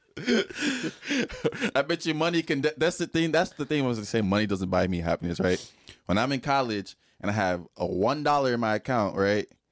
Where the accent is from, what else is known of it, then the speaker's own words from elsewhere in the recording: Nigeria; moved away; I grew up in Nigeria. I came here